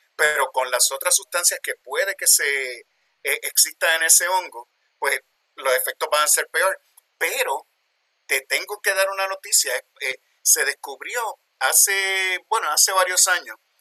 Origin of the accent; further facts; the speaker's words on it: Puerto Rico; moved away as an adult; also born or lived in New York, United States; now in Pennsylvania, United States; Soy de Puerto Rico, nacido y criado allá, pero trabajo en los Estados Unidos, en Westchester University, en Pensilvania